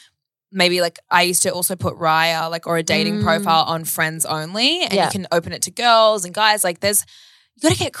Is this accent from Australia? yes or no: yes; Australia; accent: Australian; They love our accents.